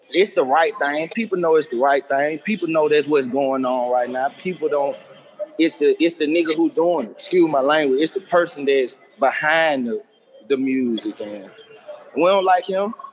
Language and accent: English; Birmingham, Alabama, United States; uh, I'm from Birmingham. Uh, I'm 30 years old.